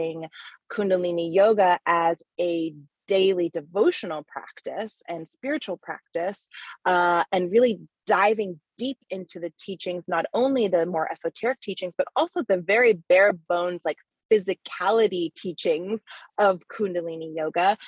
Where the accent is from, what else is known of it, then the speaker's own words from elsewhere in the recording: Hawaii, United States; moved away as an adult; also born or lived in Canada / New York City; I was actually born in Canada. And then we moved to Hawaii when I was a kid. So Hawaii is really like, you know, that's where my blood, sweat, and tears of like the pains of adolescence are. So that's my home. So I grew up in Hawaii